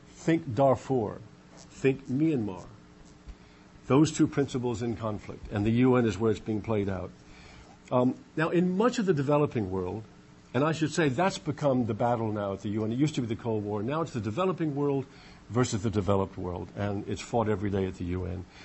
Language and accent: English; United States